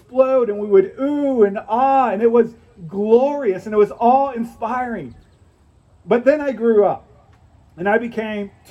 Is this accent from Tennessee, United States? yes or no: no; St. Louis, Missouri, United States; moved away; I grew up in St. Louis, Missouri